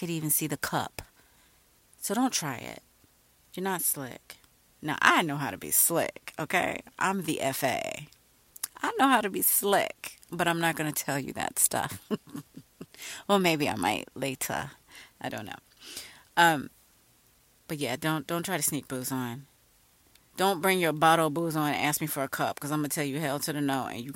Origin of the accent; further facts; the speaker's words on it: Virginia, United States; I'm kind of from Virginia